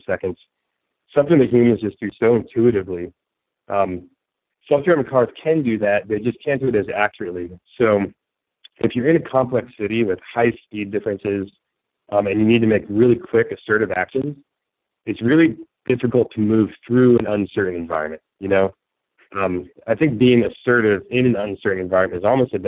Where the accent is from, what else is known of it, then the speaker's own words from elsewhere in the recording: San Francisco, California, United States; my hometown, San Francisco